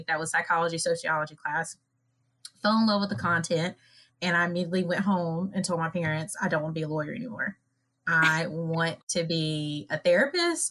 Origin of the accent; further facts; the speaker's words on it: Lancaster, South Carolina, United States; I'm from Lancaster, South Carolina